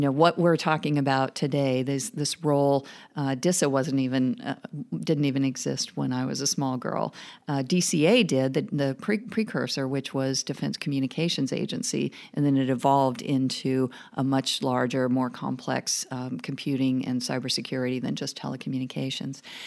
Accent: small town rural Oregon, United States; moved away; I grew up in small town rural Oregon

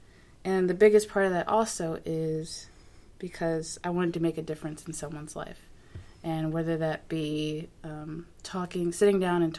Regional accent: Jacksonville, Florida, United States; also born or lived in New Orleans / Virginia Beach; So I grew up, I'm kind of a military brat. So I grew up mostly in Jacksonville, Florida, and moved around from Jacksonville to New Orleans and then to Virginia Beach, actually, and then moved back to Jacksonville.

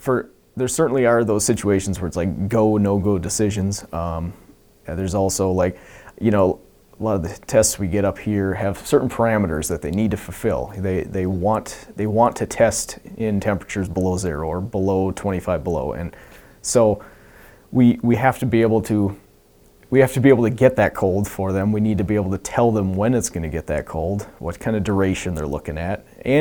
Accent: Wisconsin, United States; now in Alaska, United States; Because in Wisconsin, it certainly does get cold.

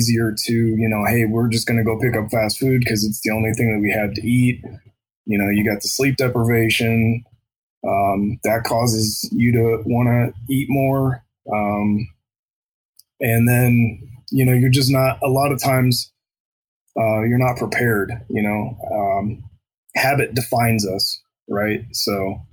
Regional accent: Columbus, Ohio, United States; now in Sierra Vista, United States; I'm from Columbus, Ohio.

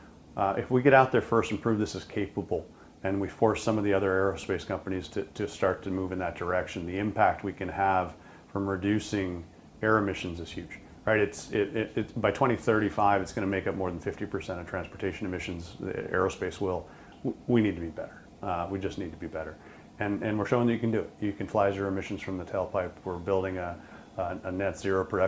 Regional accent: Pulaski, New York, United States; I was born in Pulaski, New York, really just right outside of Oswego

